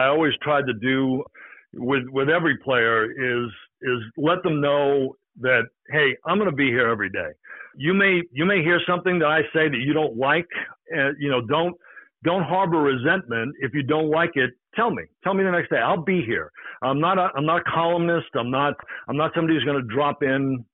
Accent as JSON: {"language": "English", "town": "Boston", "region": "Massachusetts", "country": "United States", "moved": "yes", "lives_now": "New York, United States", "said": "I'm from Boston"}